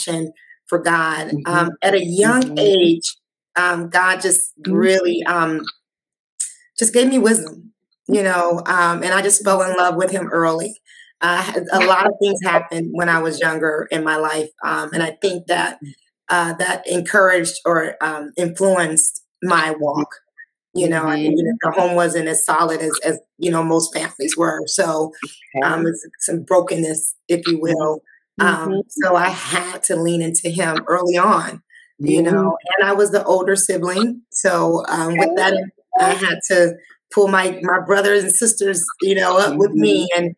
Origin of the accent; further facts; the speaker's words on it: Chicago Heights, Illinois, United States; I was born in Chicago